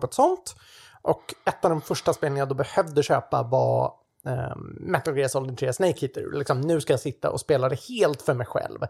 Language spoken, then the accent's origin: Swedish; Sweden; jag är ju svensk på den sidan